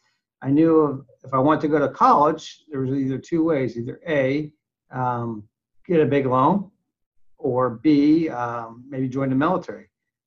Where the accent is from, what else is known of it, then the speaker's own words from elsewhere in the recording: Pittsburgh, Pennsylvania, United States; moved away as an adult; also born or lived in Germantown, Maryland; A small community. I grew up in East Liberty and later relocated to Gwinnett, Pennsylvania.